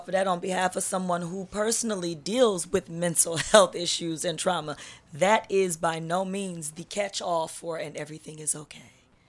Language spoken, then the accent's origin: English; Berkeley, California, United States; author, poet, motivational speaker, women's advocate. Hailing from Berkeley, California.